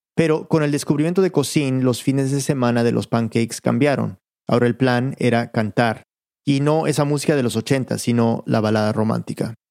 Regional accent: United States; yo soy gringo. O sea, yo me crié en Estados Unidos

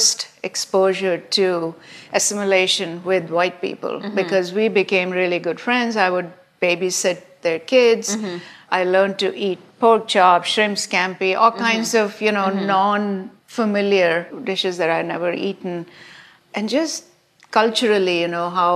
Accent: India; moved away as an adult; now in United States; growing up in India

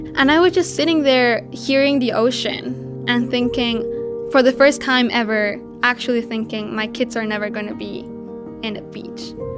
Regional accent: Mexico; It's the most polluted river in Mexico, and it's right by my hometown.

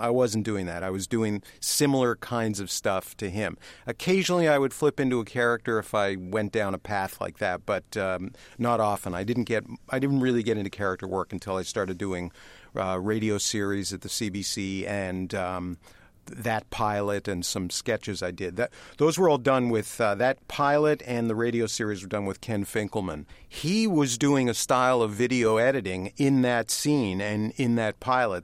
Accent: Toronto, Ontario, Canada; moved away as an adult; growing up in Canada

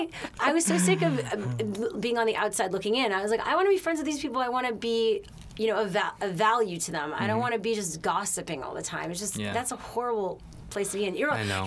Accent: Montreal, Quebec, Canada; moved away as an adult; also born or lived in Boston; now in Los Angeles, United States; I'm from Montreal, Quebec in Canada.

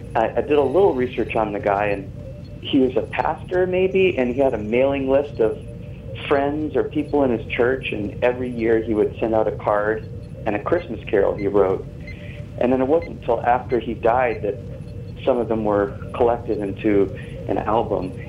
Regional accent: New England, United States; now in Santa Monica, United States; I grew up in New England, and this there was snow

